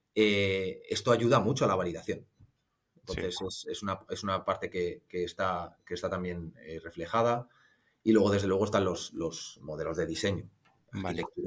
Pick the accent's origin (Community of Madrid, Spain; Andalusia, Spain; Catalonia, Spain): Community of Madrid, Spain; Madrid; moved away as an adult; also born or lived in Ireland; now in Munich, Germany; soy, soy de Madrid, aunque llevo ya unos añitos viviendo en Múnich, en Alemania